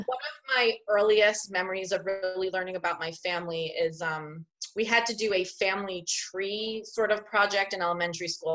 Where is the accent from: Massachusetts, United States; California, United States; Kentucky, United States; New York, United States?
New York, United States; Long Island; also born or lived in Brooklyn, New York / Queens, New York; I would really consider myself more of a Long Islander than I am a Queensboro person. Yeah. Because I moved to Long Island when I was about six.